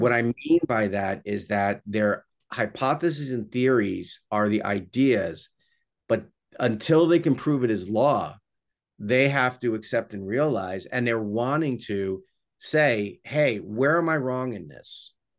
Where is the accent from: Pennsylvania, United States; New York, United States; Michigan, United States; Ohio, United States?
New York, United States; I'm, I'm from New York